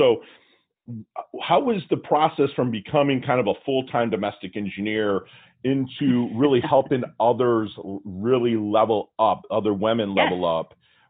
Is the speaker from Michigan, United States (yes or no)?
yes; Detroit, Michigan, United States; You know, I'm from Detroit.